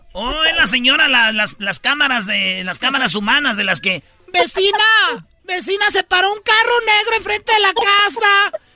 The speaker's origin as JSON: {"language": "Spanish", "region": "Michoacán", "country": "Mexico", "moved": "yes", "lives_now": "United States", "said": "puro Michoacán. Yo también de allí soy"}